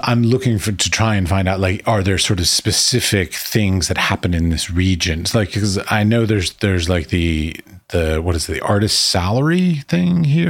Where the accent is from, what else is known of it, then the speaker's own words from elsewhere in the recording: United States; moved away as an adult; also born or lived in Middle East; now in Prague, Czech Republic; I was raised and taught in the United States.